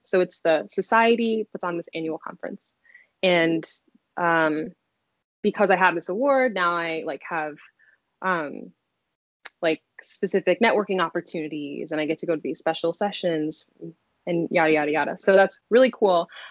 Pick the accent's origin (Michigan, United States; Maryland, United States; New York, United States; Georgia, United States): Maryland, United States; Silver Spring; moved away as an adult; also born or lived in Connecticut / Washington, District of Columbia, United States; now in Chicago, United States; I'm from Silver Spring, Maryland. You know, like proud DMV native.